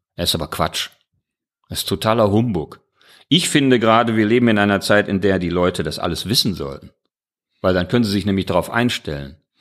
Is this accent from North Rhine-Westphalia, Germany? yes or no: yes; Mülheim an der Ruhr, North Rhine-Westphalia, Germany; now in Duisburg, Germany; ich komme ja aus Mülheim